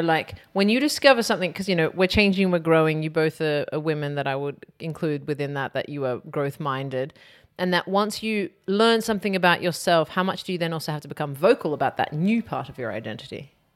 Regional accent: Australia; growing up in Australia

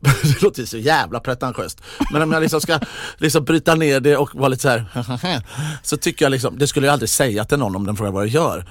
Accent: Mölndal, Västra Götaland, Sweden; jag är från Mundal

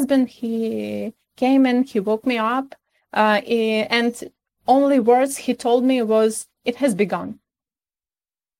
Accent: Kyiv, Ukraine; English is a second language; I'm from Kyiv, and all my family always been living here, about 7 generations of our family

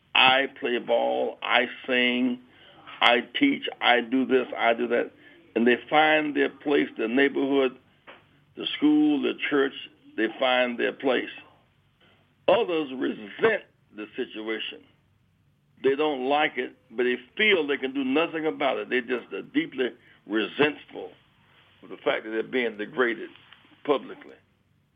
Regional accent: Greenville, South Carolina, United States; my hometown of Greenville, South Carolina

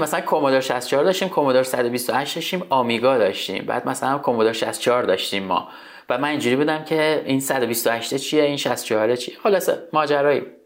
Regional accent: Tehran, Tehran Province, Iran; تو تهران به دنیا آمدم تا اونجا که یادم میاد از منطقه بلوار کشاورز محله بلوار کشاورز بوده خونمون

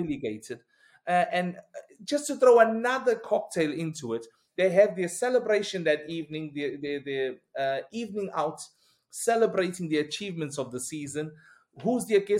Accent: Pietermaritzburg, KwaZulu-Natal, South Africa; Maritzburg United, as I said, my hometown team

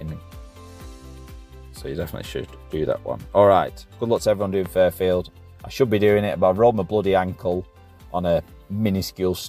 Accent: Lancashire, North West England, United Kingdom; we're both from Lancashire, so up the Red Rose

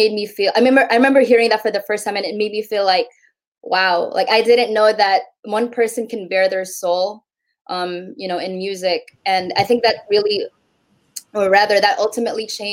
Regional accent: San Francisco Bay Area, California, United States; also born or lived in Tacloban City, Philippines; I was born in the Visayas, and then my family and I moved to the Bay Area when I was about 5 years old. And so I've grown up here in the Bay since then

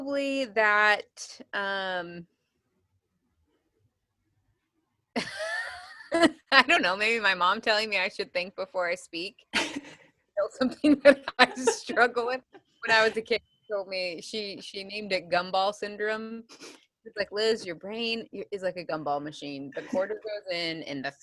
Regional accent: between Missouri and Illinois, Midwest, United States; I grew up in the Midwest, so in between Missouri and Illinois

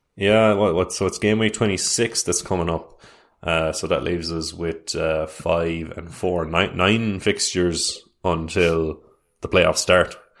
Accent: Ireland

